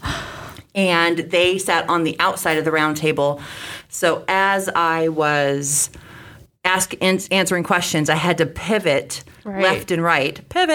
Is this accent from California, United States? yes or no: yes; Sacramento, California, United States; moved away as an adult; also born or lived in Phoenix, Arizona; now in Davenport, United States; I started volunteering at youth agencies around Sacramento, California, which is my hometown.